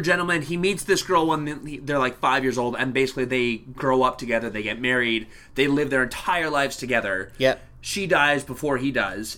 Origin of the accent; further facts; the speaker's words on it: Canada; as a Canadian